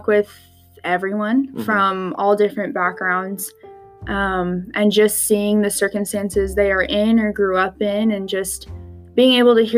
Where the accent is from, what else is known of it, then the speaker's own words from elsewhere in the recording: Indiana, United States; now in Utah, United States; I was born in Indiana, but I moved to Utah with my family about 10 years ago